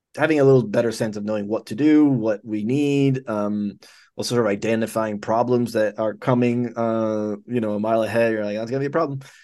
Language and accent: English; Dominican Republic; moved away as an adult; also born or lived in Cuba; I was born in Cuba. And I left, uh, my family left when I was five months old, and I grew up in the Dominican Republic.